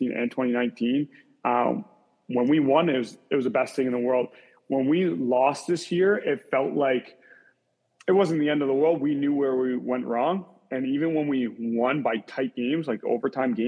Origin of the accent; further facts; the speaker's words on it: Kitchener, Ontario, Canada; growing up in Kitchener, Ontario